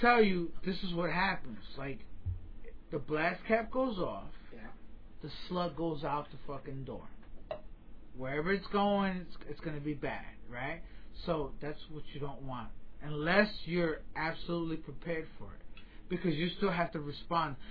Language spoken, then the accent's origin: English; New York, United States; now in Florida, United States; As a New Yorker, every time I go home and I go back to New York